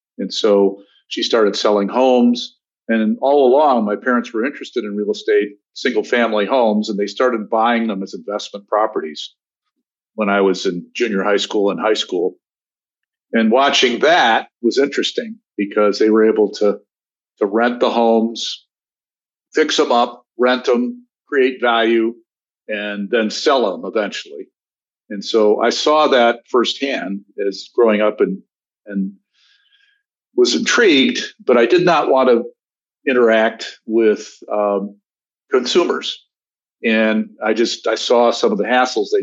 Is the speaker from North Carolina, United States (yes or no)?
no; Grosse Pointe, Michigan, United States; moved away as an adult; also born or lived in Detroit, Michigan / Wichita, Kansas / Chicago; now in Washington, D.C., United States; I was born in Detroit, Michigan, and grew up in suburban Detroit, Grosse Pointe, Michigan